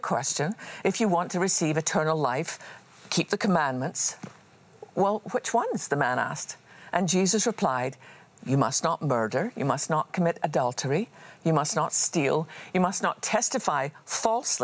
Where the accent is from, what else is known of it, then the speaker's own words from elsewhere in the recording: Scotland, United Kingdom; I was just a wee girl growing up in Scotland.